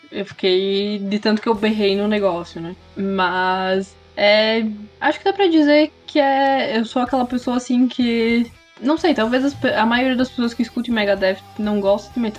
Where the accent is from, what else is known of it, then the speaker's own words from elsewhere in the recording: Veranópolis, Rio Grande do Sul, Brazil; eu sou de Vera.